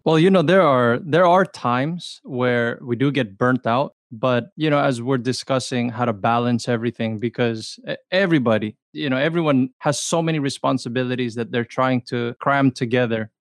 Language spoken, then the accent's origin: English; Los Angeles, California, United States; I grew up i, in the L A area